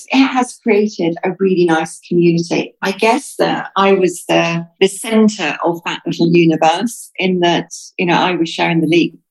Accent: United Kingdom; now in United Arab Emirates; I'm British.

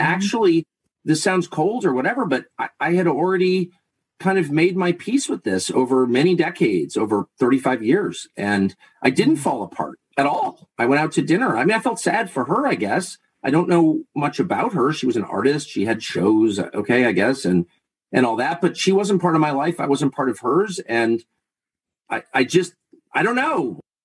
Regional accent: Southern California, United States; moved away; also born or lived in Laurel Canyon, Los Angeles / La Jolla / Georgetown / Maine; I grew up in Southern California at a time when people were doing really weird stuff

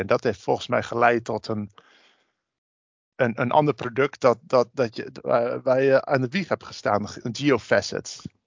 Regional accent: Drenthe, Netherlands; Ik kom zelf uit Drenthe

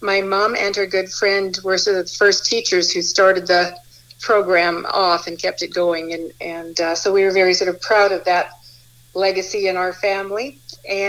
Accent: Edmonton, Alberta, Canada; also born or lived in Leduc, Alberta / Pigeon Lake, Alberta; now in Brooks, Canada; I was born up in Leduc, grew up in Leduc in Edmonton and Pigeon Lake

